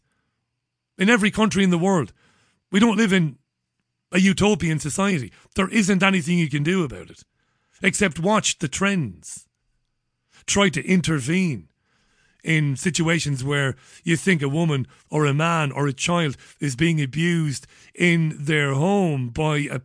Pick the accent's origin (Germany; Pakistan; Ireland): Ireland; Waterford, Munster; when I was a kid, growing up in Ballybeg in Waterford